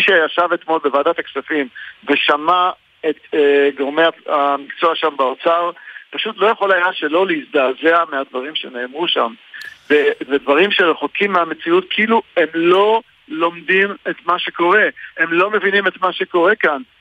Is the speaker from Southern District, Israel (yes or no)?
yes; Eilat, Southern District, Israel; אני גדלתי כילד כאן, אה, בעיר.